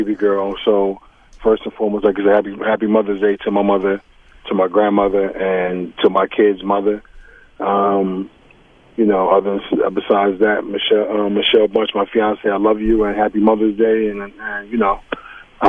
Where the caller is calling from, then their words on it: Asbury Park, New Jersey, United States; I'm calling from Asbury Park, New Jersey.